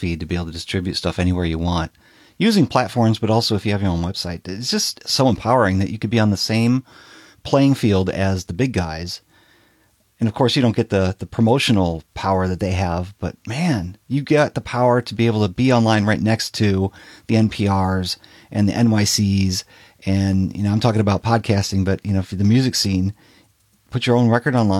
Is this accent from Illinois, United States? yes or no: yes; Chicago, Illinois, United States; Yeah, I lived in Chicago. I was working in record stores in Chicago, so I got lots of promo records. I grew up in the Chicago house scene and was working in the nightclub, so I had lots of vinyl.